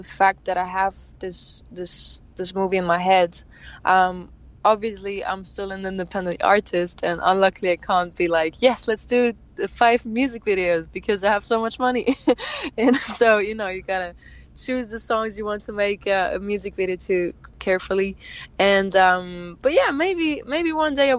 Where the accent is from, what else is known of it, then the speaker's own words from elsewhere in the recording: Thun, Bern, Switzerland; My hometown is called Thun, and that's where I live, where I have my little studio and everything